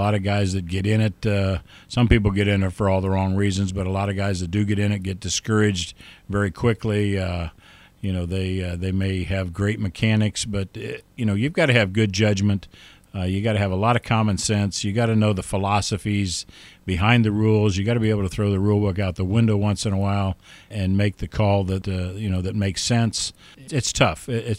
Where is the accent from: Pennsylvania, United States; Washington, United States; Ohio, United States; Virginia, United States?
Ohio, United States; Yeah, growing up in Ohio, Mark, I participated in, of course, Little League baseball, grade school, junior high school sports, and up through my high school level.